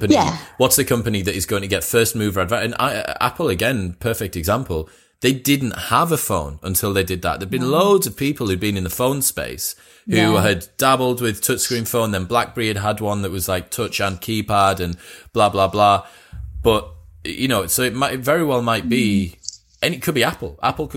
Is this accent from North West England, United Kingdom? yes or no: no; Newcastle, North East England, United Kingdom; and I'm from Newcastle